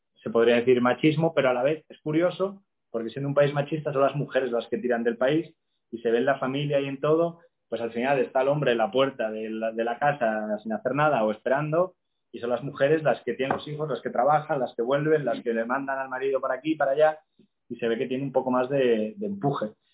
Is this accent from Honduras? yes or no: no; Oviedo, Asturias, Spain; moved away as an adult; also born or lived in Córdoba / Seville; yo soy de Asturias, como preguntabas antes, de Oviedo, pero la mitad de mi familia de mi madre es, es de Córdoba. Yo, de hecho, nací en Córdoba, aunque soy asturianísimo